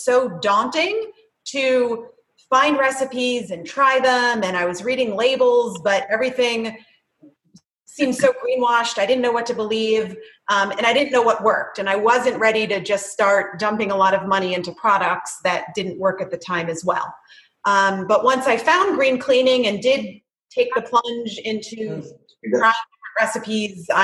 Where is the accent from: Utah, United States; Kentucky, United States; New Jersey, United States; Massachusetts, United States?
New Jersey, United States; moved away as an adult; now in Chapel Hill, United States; I was born and raised in New Jersey, and we relocated to Chapel Hill, North Carolina